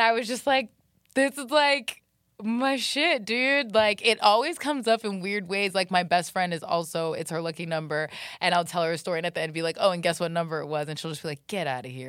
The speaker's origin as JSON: {"language": "English", "town": "Jacksonville", "region": "Florida", "country": "United States", "tie": "born or raised there", "said": "I grew up in Jacksonville, Florida"}